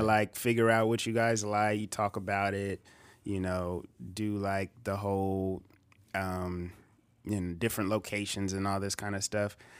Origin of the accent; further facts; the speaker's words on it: Bakersfield, California, United States; also born or lived in Visalia, California; I'm from Visalia, But I moved to Bakersfield when I was probably, like, um, in kindergarten